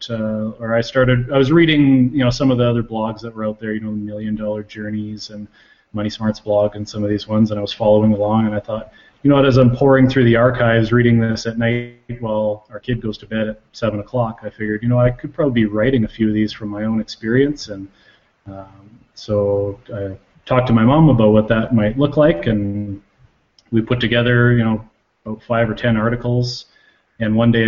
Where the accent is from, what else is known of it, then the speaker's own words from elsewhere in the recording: Calgary, Alberta, Canada; now in Lethbridge, Canada; I live in Lethbridge, Alberta. I'm originally from Calgary. I moved down here to go to school and haven't moved away since.